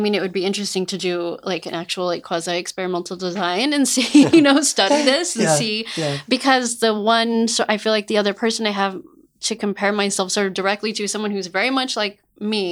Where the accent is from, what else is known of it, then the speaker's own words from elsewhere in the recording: Albuquerque, New Mexico, United States; moved away as an adult; also born or lived in California; being born and raised in Albuquerque, New Mexico